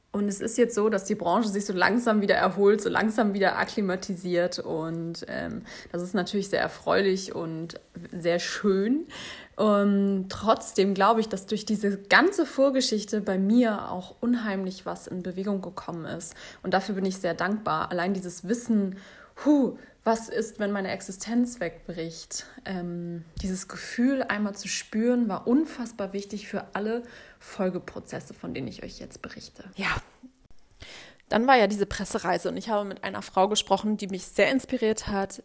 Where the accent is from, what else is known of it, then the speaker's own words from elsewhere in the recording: Hamburg, Germany; Ich bin Hamburgerin und ich liebe Hamburg